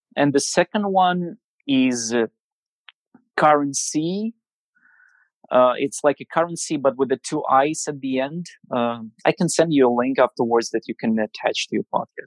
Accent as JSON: {"language": "English", "region": "Siberia", "country": "Russia", "said": "I'm coming from Siberia, from the middle of nowhere"}